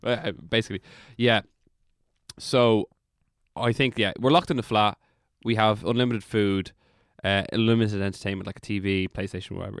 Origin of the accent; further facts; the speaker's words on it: Drogheda, Leinster, Ireland; accent: Drogheda; that's my Drogheda accent